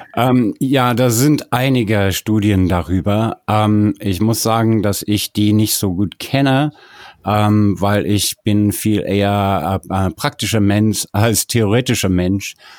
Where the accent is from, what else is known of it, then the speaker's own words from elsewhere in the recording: South Africa; moved away; Ich bin in Südafrika geboren und aufgewachsen